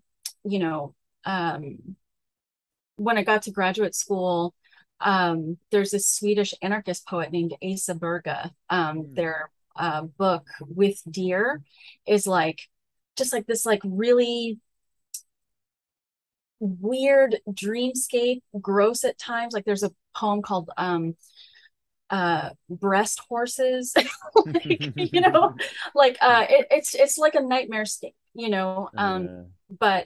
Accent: Texas, United States; first language Spanish; English is a second language; I grew up in Texas

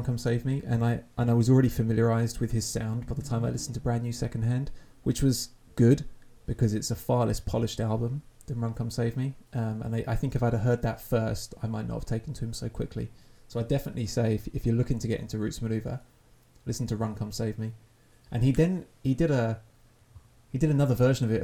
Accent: Essex, East of England, United Kingdom; a kid growing up in Essex in the early noughties

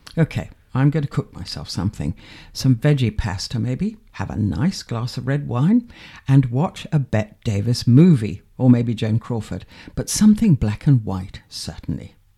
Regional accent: Manchester, North West England, United Kingdom; also born or lived in London; now in Stalbridge, United Kingdom; I come from Manchester

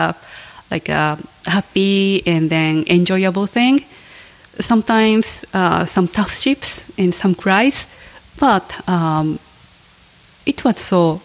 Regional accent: Japan; English is a second language; moved away as an adult; now in San Antonio, United States; I was born in Japan, and then I grew up there, and I went to school, went to college, graduated

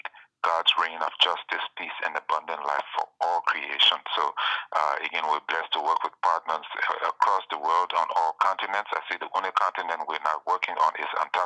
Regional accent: Liberia; moved away as an adult; also born or lived in Richmond, Virginia / Pennsylvania; now in United States; I'm originally from Liberia in West Africa, and so I grew up there

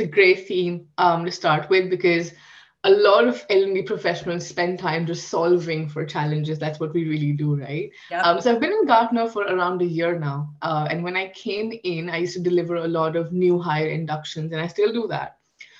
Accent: Kuwait; now in New Delhi, India; So I live in New Delhi, India. That's where I am from as well. But I've spent a lot of my childhood in the Middle East. So I've spent 18 years of my life in a country called Kuwait.

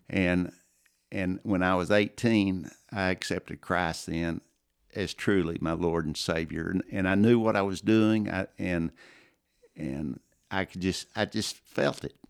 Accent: Plainview, Texas, United States; also born or lived in Azle, Texas / Lubbock, Texas; I grew up in Plainview, uh, grew up in the church, First Baptist Church of Plainview

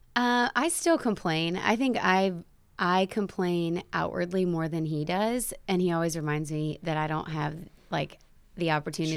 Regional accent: South Bend, Indiana, United States; born and raised in South Bend

